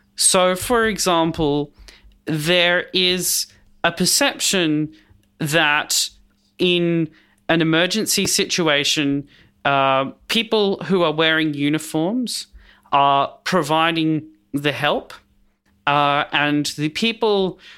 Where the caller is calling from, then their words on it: Melbourne, Victoria, Australia; I am on Wurundjeri land in Melbourne